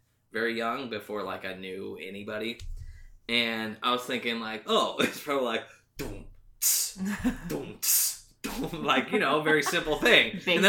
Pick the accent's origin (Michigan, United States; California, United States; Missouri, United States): California, United States; Southern; I'm from Southern California